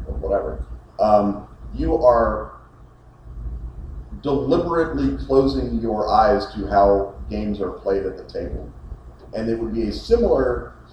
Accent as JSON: {"language": "English", "country": "United States", "said": "as an American"}